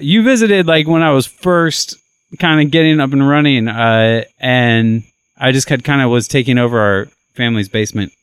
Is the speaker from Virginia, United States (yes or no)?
no; Ohio, United States; now in Nashville, United States; I grew up in Ohio